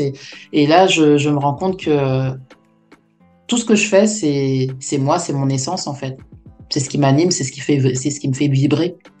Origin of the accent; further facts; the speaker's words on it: France; Je suis née en France, de parents africains.